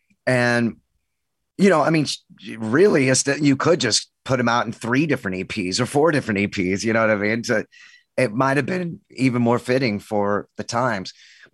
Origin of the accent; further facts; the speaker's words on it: Texas, United States; It's my office, but I'm from Texas. I was born and raised